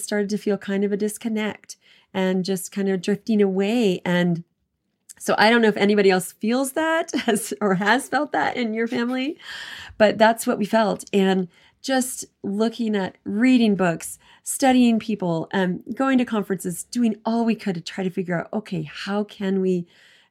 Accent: East Coast, United States; now in Southern Utah, United States; I grew up on East Coast

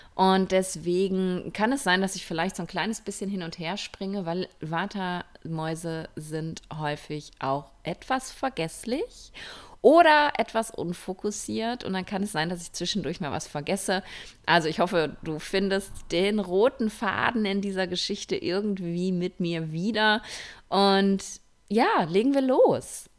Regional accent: Ruhr area, North Rhine-Westphalia, Germany; now in Spain; ich komme ja aus dem Ruhrpott

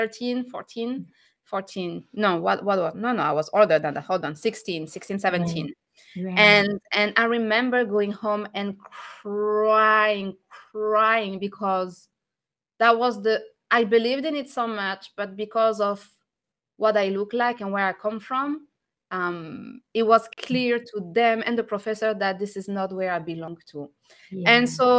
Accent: France; moved away; I'm French. I was born and raised in France, but I'm from North African background. I'm from originally from Tunisia

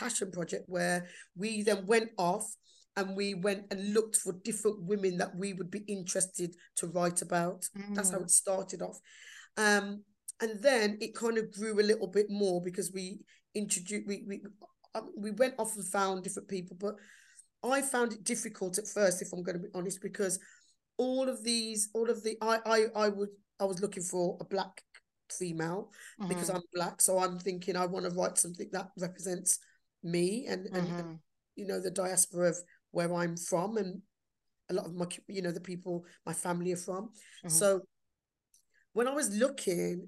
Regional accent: Black Country, West Midlands, United Kingdom; accent: Black Country; I'm proud of my Black country accent

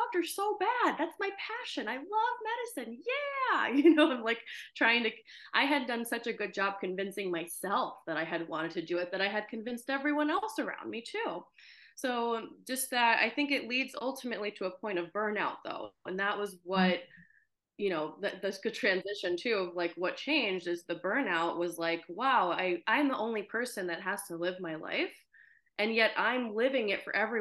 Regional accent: United States; also born or lived in Ukraine; I moved to the US with my parents when I was about 4 years old

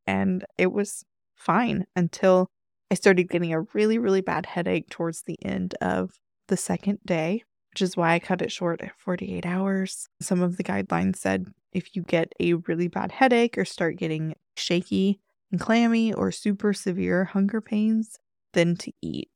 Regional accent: United States; our culture as an American

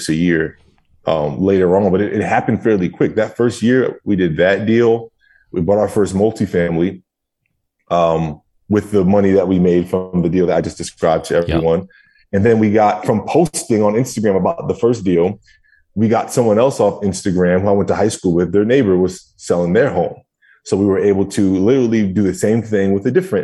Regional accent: New Jersey, United States; moved away as an adult; now in Tampa, United States; that was where it was my hometown, where I was born and raised

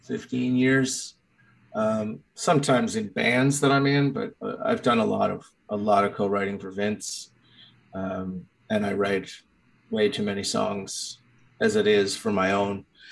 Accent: Charlottetown, Prince Edward Island, Canada; moved away as an adult; also born or lived in Toronto; I'm from Charlottetown, and I'm back here living pretty much like a mile from where I grew up.

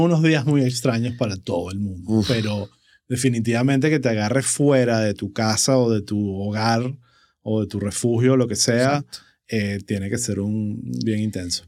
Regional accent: Venezuela; nuestra identidad como venezolanos

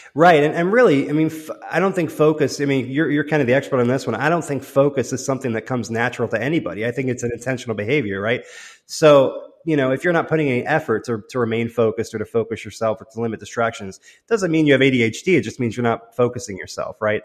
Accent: London, United Kingdom; I was born in London

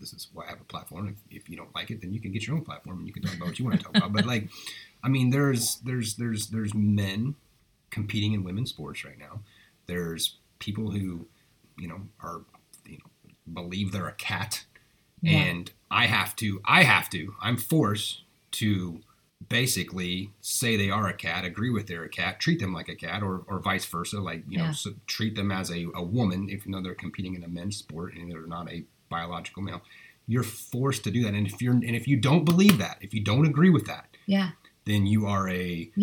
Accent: United States; as an American, like being proud to be

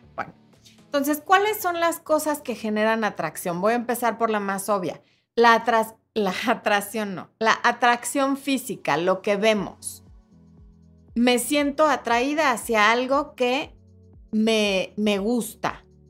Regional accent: Mexico City, Mexico; la gente tiene un acento diferente al que tengo yo, que soy de la Ciudad de México

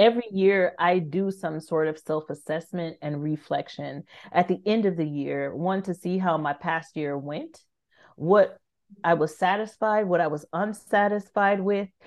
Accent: California, United States; moved away as an adult; also born or lived in France; I'm from California

